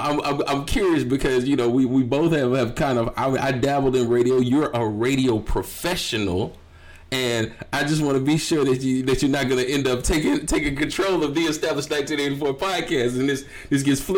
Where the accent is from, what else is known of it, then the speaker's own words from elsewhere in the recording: East Coast, United States; when most of us who are from the East Coast think of a place like Tacoma, Washington, it's damn near like Canada to a lot of us.